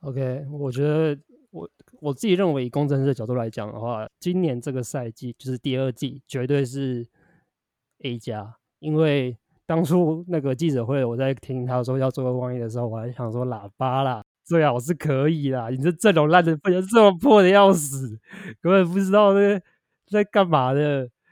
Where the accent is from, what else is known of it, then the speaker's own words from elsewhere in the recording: Tainan, Taiwan; 我小时候在台南的印象就跟 James 一样